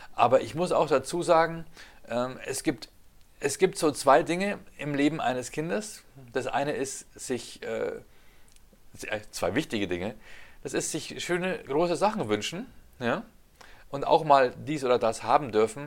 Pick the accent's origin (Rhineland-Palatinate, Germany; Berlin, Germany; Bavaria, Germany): Bavaria, Germany; Ingolstadt; meinen Heimatort Ingolstadt